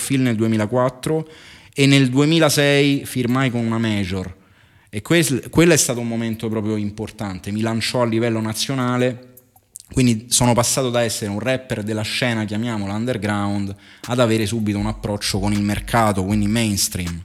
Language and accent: Italian; Rome, Lazio, Italy; Sono nato a Roma